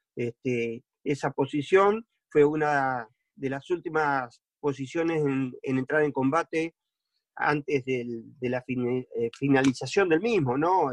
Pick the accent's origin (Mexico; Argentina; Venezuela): Argentina; Entre Ríos; Soy de Entre Ríos, sí, siempre viví acá.